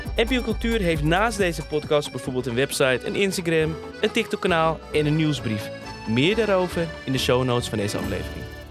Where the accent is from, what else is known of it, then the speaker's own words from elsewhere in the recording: Amsterdam, North Holland, Netherlands; ik kom uit Amsterdam Slotenvaart.